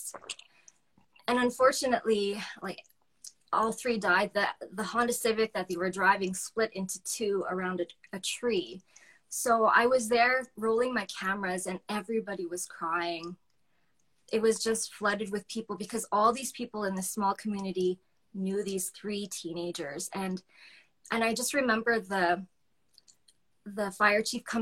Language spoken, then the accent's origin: English; Calgary, Alberta, Canada; moved away as an adult; also born or lived in Yorkton, Saskatchewan; I grew up in Calgary